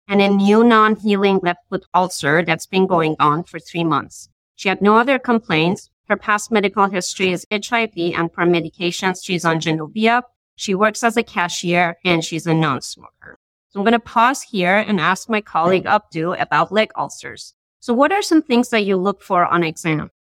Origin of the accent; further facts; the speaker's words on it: Iran; moved away as an adult; now in Boston, United States; I'm originally from Iran and I did my medical school over there and I moved to the States for my IM residency training